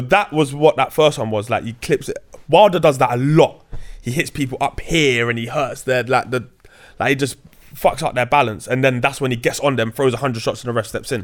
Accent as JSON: {"language": "English", "region": "London", "country": "United Kingdom", "tie": "born or raised there", "said": "growing up in Grove, you're cool with the, with the travelers"}